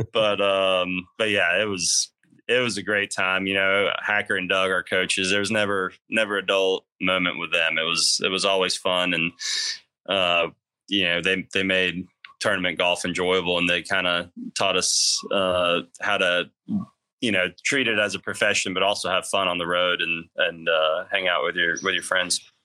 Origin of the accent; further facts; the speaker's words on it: Austria; moved away; also born or lived in Athens, Georgia; grew up being a, a bulldog in in Austria.